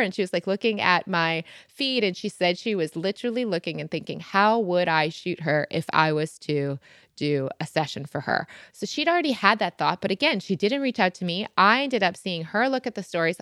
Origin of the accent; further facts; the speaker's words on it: Michigan, United States; now in London, United Kingdom; I grew up on boats in Michigan